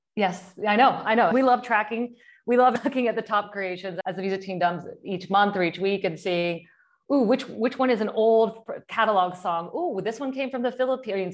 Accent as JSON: {"language": "English", "region": "Kansas", "country": "United States", "said": "I'm from Kansas"}